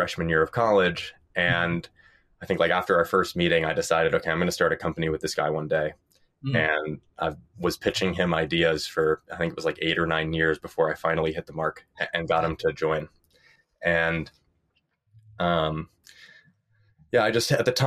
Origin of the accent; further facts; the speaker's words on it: New York, United States; moved away as an adult; also born or lived in Stanford; I grew up in New York